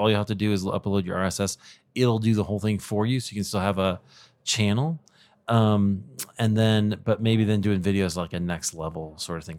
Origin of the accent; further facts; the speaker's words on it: Denver, Colorado, United States; It happens this year to be in my hometown. of Denver, Colorado